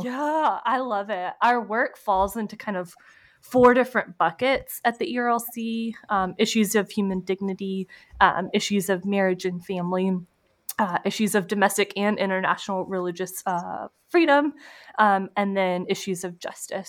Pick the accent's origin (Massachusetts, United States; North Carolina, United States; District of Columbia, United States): North Carolina, United States; Clemmons; I grew up, um, right outside Winston Salem, North Carolina.